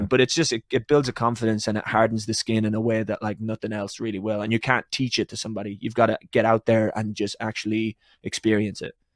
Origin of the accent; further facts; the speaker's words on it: Ireland; I'm Irish